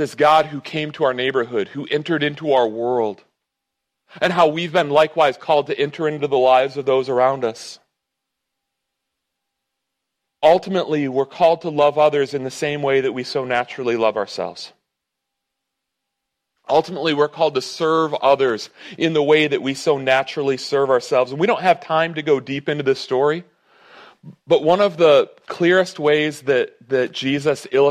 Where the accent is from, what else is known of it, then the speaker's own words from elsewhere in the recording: United States; I'm American